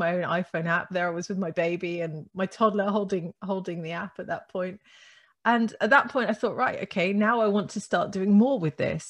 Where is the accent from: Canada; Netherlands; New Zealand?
Netherlands; moved away; I grew up in the Netherlands, actually. My father's Dutch, my mum's English